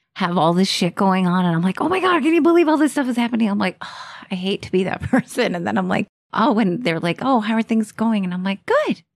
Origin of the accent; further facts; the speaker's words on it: Texas, United States; I'm Texan